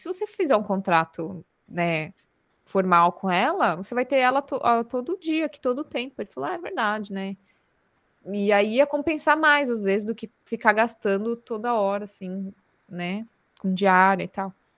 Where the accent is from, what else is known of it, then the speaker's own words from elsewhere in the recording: Santos, São Paulo, Brazil; moved away as an adult; now in South Korea; Santos, que é a minha terra natal